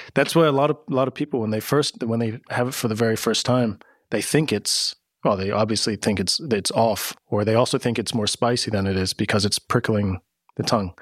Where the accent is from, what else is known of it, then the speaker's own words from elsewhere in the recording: United States; moved away as an adult; now in Amsterdam, Netherlands; I grew up in America